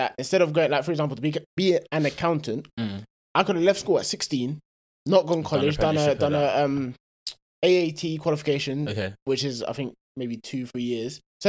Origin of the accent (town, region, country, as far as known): Croydon, London, United Kingdom; born or raised there